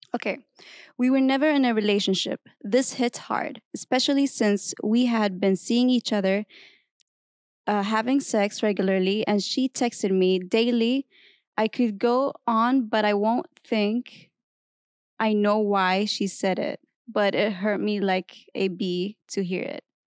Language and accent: English; Kuwait; moved away as an adult; now in United States; I'm from Kuwait, so it's a different culture.